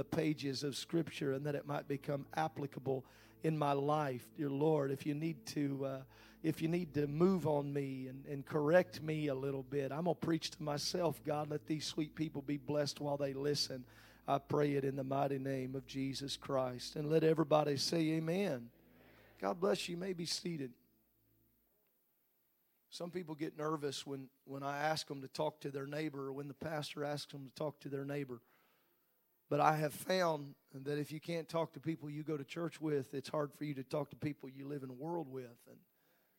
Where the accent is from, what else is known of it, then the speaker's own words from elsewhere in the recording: Midwest, United States; as a Midwesterner